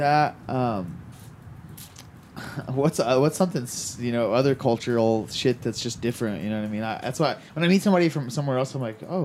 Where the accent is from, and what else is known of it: Texas, United States; also born or lived in Snyder, Texas